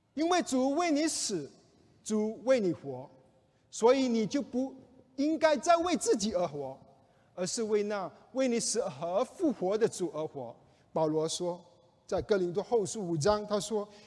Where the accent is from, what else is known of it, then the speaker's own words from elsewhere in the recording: China; 我们中国人